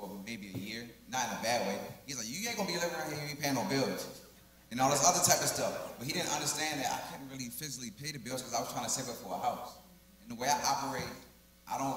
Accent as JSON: {"language": "English", "town": "Baltimore", "region": "Maryland", "country": "United States", "moved": "as an adult", "said": "I'm from Baltimore, Maryland"}